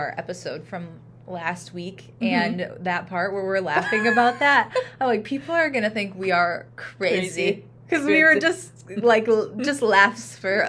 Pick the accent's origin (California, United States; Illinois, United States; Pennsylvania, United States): Illinois, United States; Kankakee; In Kankakee. My family at that time lived right on Kennedy Drive, like down the street from Family House Restaurant, which, you know, my parents own